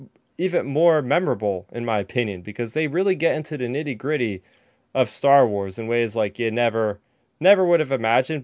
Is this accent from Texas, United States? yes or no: no; New Jersey, United States; I'm from Jersey